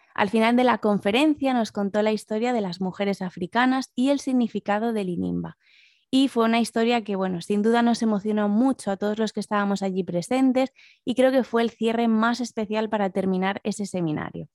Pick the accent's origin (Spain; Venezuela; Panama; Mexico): Spain; A Coruña, Galicia; accent: Galician; moved away as an adult; also born or lived in Asturias / London; soy asturiana, pero lo cierto es que viví la mayor parte de mi vida en A Coruña, de ahí mi marcado acento gallego